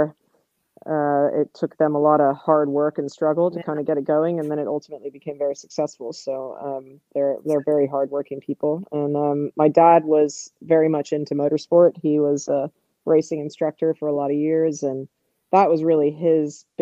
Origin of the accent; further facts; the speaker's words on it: Southern California, United States; there was a little barn down the road from where I grew up in Southern California